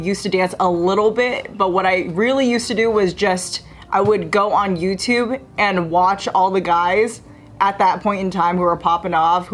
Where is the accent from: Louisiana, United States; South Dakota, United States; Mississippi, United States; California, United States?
California, United States; San Jose; I'm from San Jose and everyone that I grew up with dances